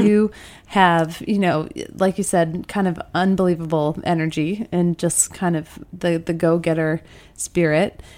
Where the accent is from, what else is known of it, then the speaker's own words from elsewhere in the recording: Midwest, United States; I'm from the Midwest